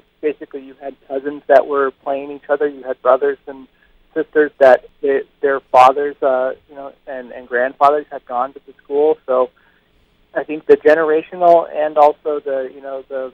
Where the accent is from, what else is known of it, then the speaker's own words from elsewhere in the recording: Seattle, Washington, United States; now in Los Angeles, United States; I come from Seattle, which is a very white community. You know, there is diversity up there, but it's predominantly white, especially the neighborhood that I was from